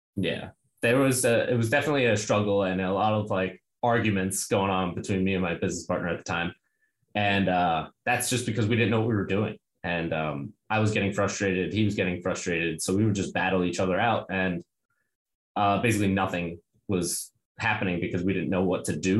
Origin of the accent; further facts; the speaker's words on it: New York City, New York, United States; I'm from Brooklyn